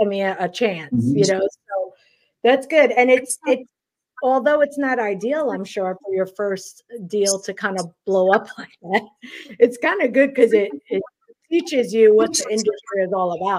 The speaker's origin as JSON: {"language": "English", "town": "New York City", "region": "New York", "country": "United States", "tie": "born or raised there", "moved": "as an adult", "lives_now": "the South, United States", "said": "Yeah, so I grew up in Queens."}